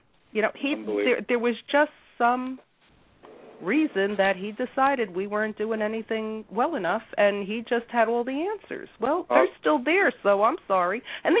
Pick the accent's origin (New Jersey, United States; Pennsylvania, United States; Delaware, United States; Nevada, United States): New Jersey, United States; Newark; I'm a Jersey girl. Oh, yeah, born and raised, and I was born in Newark.